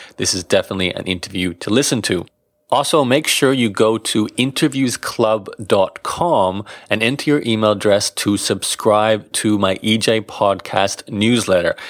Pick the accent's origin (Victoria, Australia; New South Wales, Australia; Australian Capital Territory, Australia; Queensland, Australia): Queensland, Australia; Brisbane; Brisbane, my hometown.